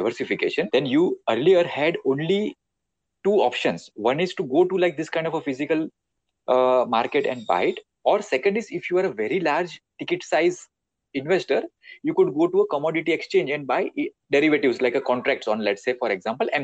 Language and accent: English; India; in our Indian household